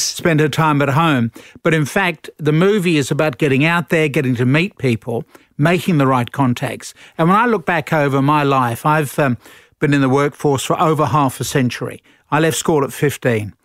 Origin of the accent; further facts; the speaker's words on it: London, United Kingdom; moved away as an adult; also born or lived in Sussex; now in Australia; Born in London and, uh, grew up in London